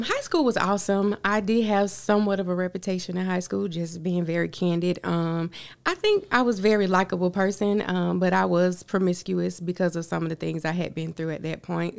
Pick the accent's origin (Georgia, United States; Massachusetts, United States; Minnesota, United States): Georgia, United States; Augusta; also born or lived in Hempstead, New York; I was raised here in Augusta